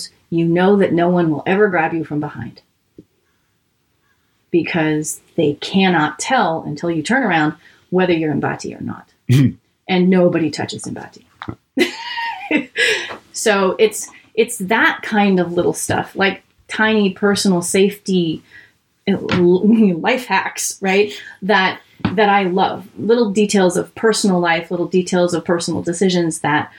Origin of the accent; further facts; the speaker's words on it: California, United States; I go, really? Me too